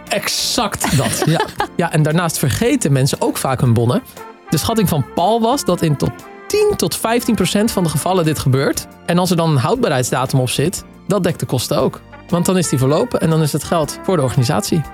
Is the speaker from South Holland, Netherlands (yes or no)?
yes; Waddinxveen, South Holland, Netherlands; het prachtige Waddingsveen, waar ik vandaan kom